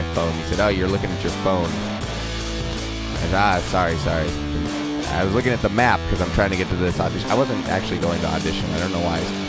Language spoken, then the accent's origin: English; outside of Portland, Oregon, United States; moved away; also born or lived in Eastern Washington / Seattle; I grew up outside of Portland, so it's kind of similar